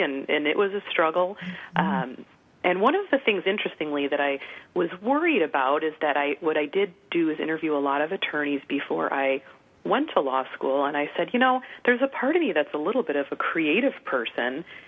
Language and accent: English; Chicago, Illinois, United States; I'm from the Chicago area originally